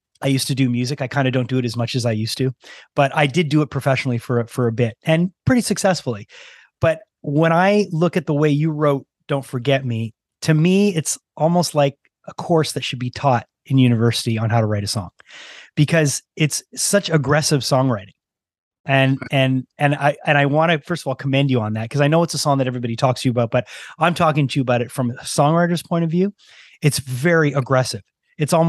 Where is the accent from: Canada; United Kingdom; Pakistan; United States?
Canada; Montreal, Quebec; growing up in Montreal, you know, we discussed briefly, I'm in my early 50s